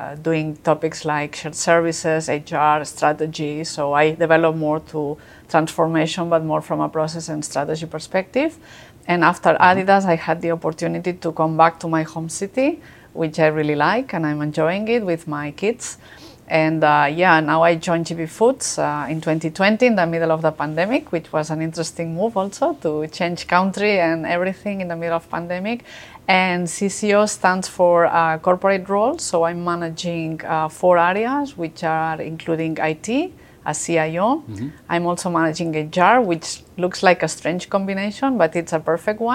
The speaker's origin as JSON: {"language": "English", "town": "Barcelona", "region": "Catalonia", "country": "Spain", "also_born_or_lived": "France", "moved": "as an adult", "said": "I'm originally from Barcelona. It's where I studied and I started my career."}